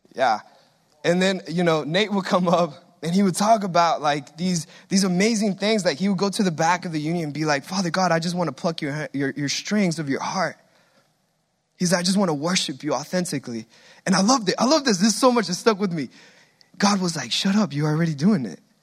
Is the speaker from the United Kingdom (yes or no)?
no; Guatemala; accent: Hispanic; now in United States; we came all the way from Guatemala to the promised land